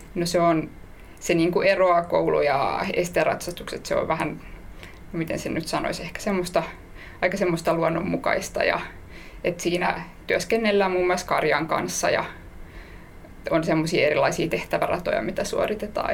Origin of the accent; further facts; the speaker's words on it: Helsinki, Uusimaa, Finland; mä oon ihan Helsingistä